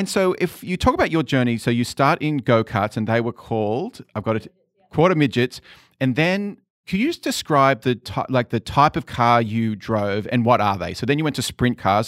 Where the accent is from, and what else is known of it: Sydney, New South Wales, Australia; born or raised there; moved away